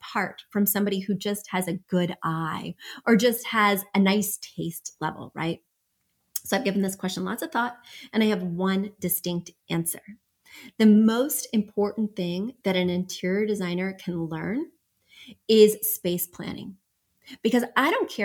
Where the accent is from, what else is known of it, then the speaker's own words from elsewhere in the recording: Midwest, United States; moved away; I'm from the Midwest.